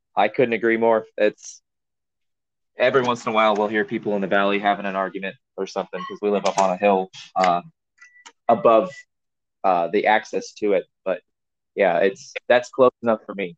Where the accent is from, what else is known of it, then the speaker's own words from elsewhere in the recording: Missouri, United States; also born or lived in California / Florida; we moved away from California to Missouri when I was about eight years old